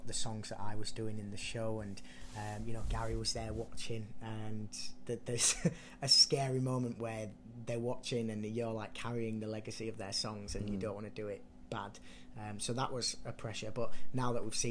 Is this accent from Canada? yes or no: no; Leeds, Yorkshire and the Humber, United Kingdom; moved away; with it being my hometown